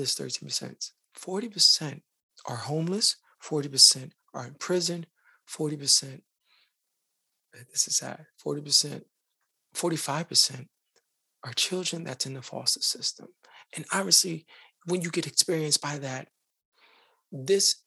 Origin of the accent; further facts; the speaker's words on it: New York City, New York, United States; I am from the Bronx, just like Khalif